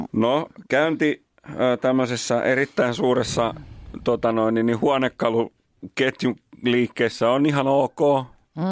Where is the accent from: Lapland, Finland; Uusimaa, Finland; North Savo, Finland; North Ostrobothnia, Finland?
Uusimaa, Finland; Nummela; mä oon Nummelasta